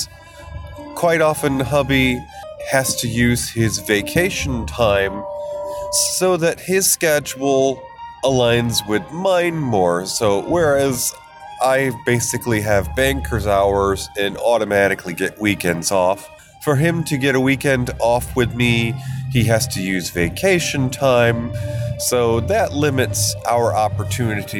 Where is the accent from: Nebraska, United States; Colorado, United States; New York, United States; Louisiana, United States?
New York, United States; moved away as an adult; it will have been a decade since I have been back in my home state of New York